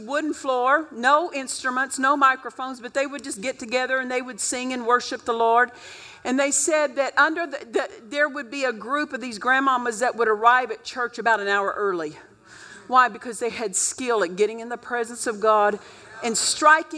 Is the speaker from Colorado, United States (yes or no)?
no; Oklahoma, United States; I grew up in Oklahoma